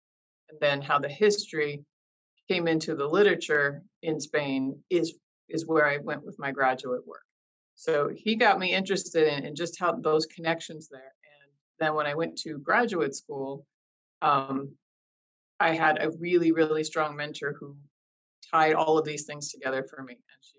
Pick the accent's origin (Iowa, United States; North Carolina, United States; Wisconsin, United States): Iowa, United States; moved away as an adult; also born or lived in Pennsylvania; now in Norfolk, United States; So I'm from Iowa originally. That's where I grew up